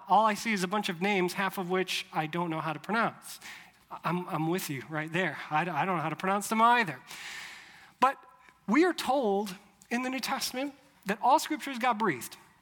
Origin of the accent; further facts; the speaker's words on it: Chicago, Illinois, United States; moved away as an adult; also born or lived in Europe / Rhode Island / Louisville, Kentucky; now in Mobile, United States; I grew up in the Chicago area, lived a lot of my 20s in Europe